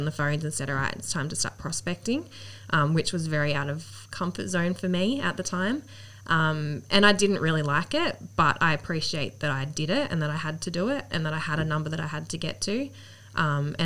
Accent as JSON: {"language": "English", "area": "Central Coast", "region": "New South Wales", "country": "Australia", "tie": "born or raised there", "said": "I grew up on the Central Coast. So, we had a house in Camel, grew up there and always been local."}